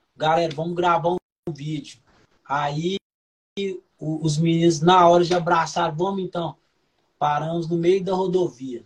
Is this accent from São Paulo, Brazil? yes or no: yes; Santos, São Paulo, Brazil; also born or lived in Rio de Janeiro; now in Uberaba, Brazil; Sou de Santos, natural de Santos